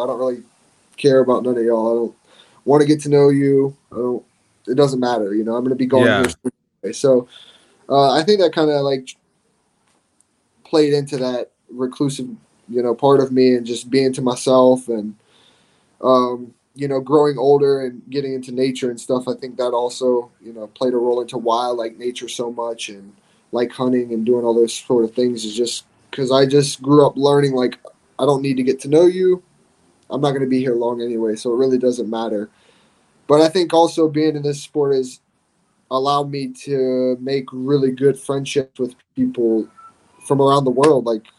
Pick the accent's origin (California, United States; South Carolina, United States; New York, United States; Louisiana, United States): South Carolina, United States; So I was born right outside of Parris Island in South Carolina. And we bounced back and forth between North Carolina and South Carolina, between Camp Lejeune and Parris Island a lot.